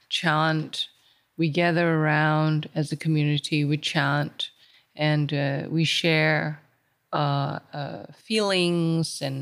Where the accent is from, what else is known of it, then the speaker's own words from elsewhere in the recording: Sabah, Malaysia; I'm from Borneo, I'm from Sabah, I was born here.